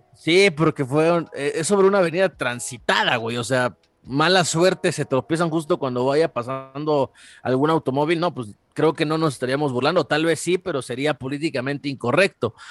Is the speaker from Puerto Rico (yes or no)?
no; Mexico; cómo somos los mexicanos